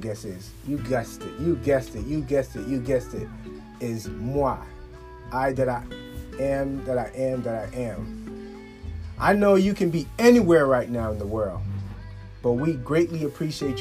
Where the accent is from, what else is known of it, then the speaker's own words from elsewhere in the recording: Liberia; my home country, Liberia, West Africa.